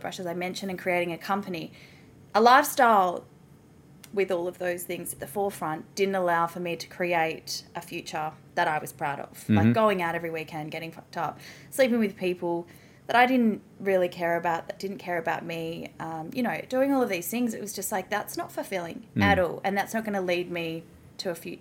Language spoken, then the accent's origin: English; Melbourne, Victoria, Australia; moved away as an adult; now in Gold Coast, Australia; I'm originally from Melbourne